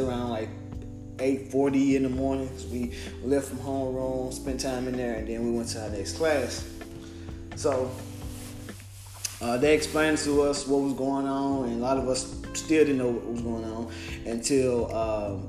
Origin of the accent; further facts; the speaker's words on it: Memphis, Tennessee, United States; I'm from Memphis, Tennessee